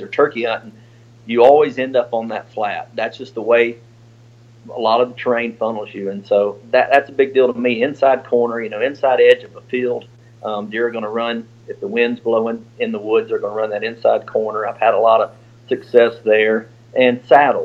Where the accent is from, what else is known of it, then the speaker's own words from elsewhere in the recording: the South, United States; Growing up in the South